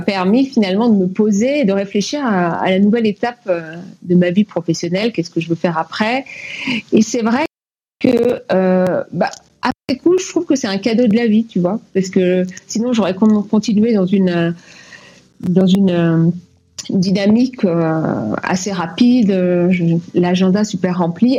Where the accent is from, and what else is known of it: France; moved away; also born or lived in Cuba / Martinique